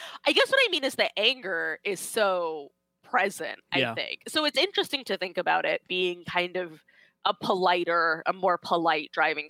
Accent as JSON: {"language": "English", "region": "Florida", "country": "United States", "tie": "born or raised there", "said": "I grew up in Florida, right?"}